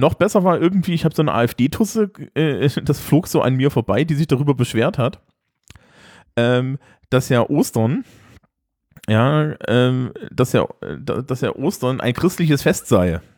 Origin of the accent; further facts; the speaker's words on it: East Germany, Germany; ich bin Ostdeutscher